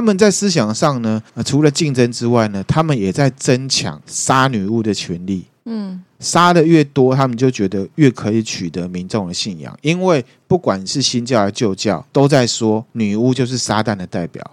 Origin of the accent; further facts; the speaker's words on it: Taiwan; 就像我们台湾人会去问卜一样嘛